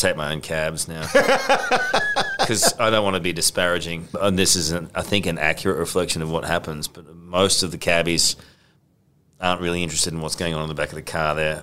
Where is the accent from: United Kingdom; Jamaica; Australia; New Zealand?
Australia; Queensland; moved away; Queensland's my home state